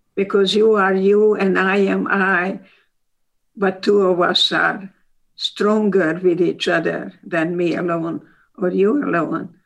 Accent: Hungary; English is a second language; moved away as an adult; also born or lived in Baltimore, Maryland; now in United States; i'm hungarian

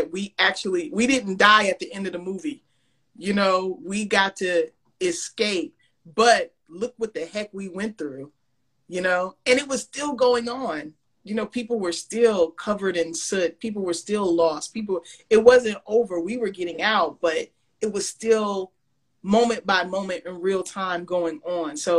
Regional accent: Springfield, United States; my hometown is Springfield, small

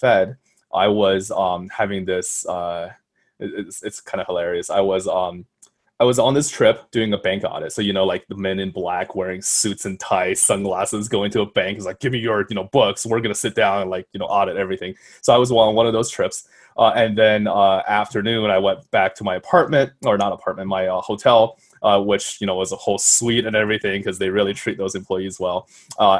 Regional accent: Colorado, United States; also born or lived in China; I'm from Colorado

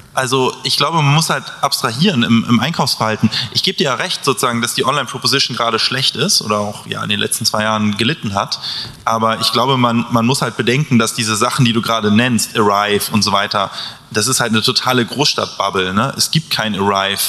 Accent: Hamburg, Germany; also ich komme ja auch aus Hamburg

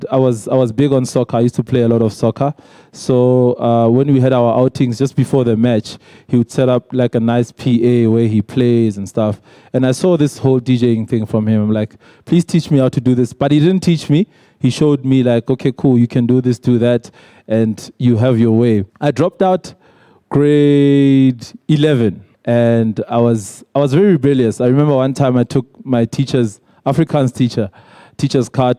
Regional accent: Welkom, Free State, South Africa; also born or lived in Senekal / Bloemfontein; So I grew up in the Free State, in Welkom

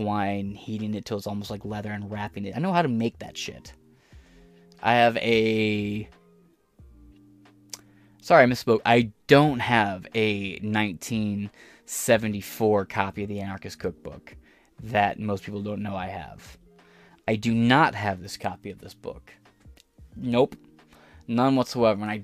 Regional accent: United States; accent: American; in my American accent

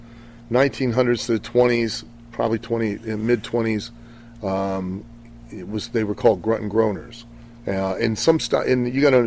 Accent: Ohio, United States; I grew up in Ohio

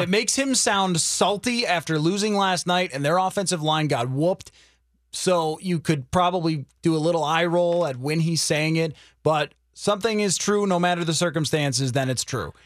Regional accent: the East, East Coast, United States; moved away; was growing up on the East

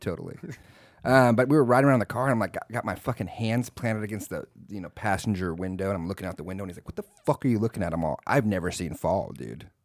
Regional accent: Texas, United States; moved away as an adult; also born or lived in Austin / San Antonio; now in Washington, United States; live in Washington now, I'm like, no, I'm from Texas

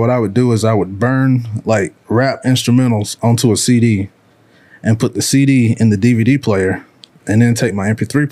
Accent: Willacoochee, Georgia, United States; I'm from Willacoochee, Georgia

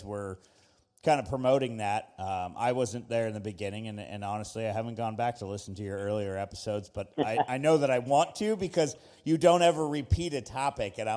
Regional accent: Texas, United States; also born or lived in Washington State; now in Tennessee, United States; I'm from Texas originally

